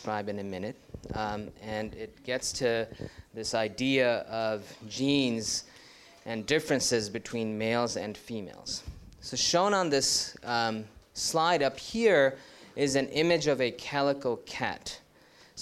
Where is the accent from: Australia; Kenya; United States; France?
United States; New York City, New York; moved away as an adult; also born or lived in India / Ithaca, New York; now in Ann Arbor, United States; I hail originally from India, but then did most of my growing up in New York City